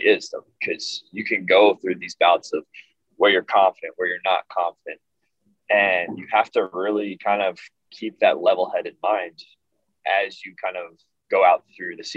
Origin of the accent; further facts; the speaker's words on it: Woodbury, New Jersey, United States; my hometown of Woodbury